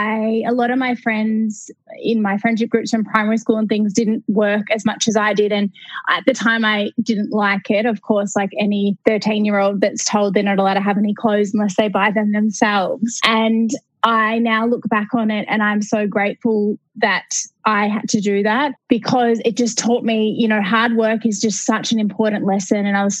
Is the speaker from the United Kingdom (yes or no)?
no; Melbourne, Victoria, Australia; So I grew up in Melbourne in Australia, and I didn't know what I wanted to do.